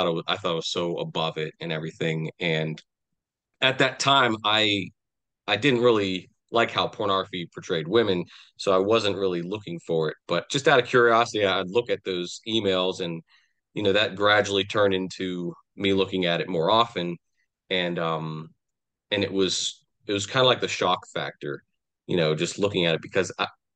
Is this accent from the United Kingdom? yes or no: no; Pittsburgh, Pennsylvania, United States; I'm from southwestern Pennsylvania. You know, I grew up in the Pittsburgh area, and I've kind of been around this area all my life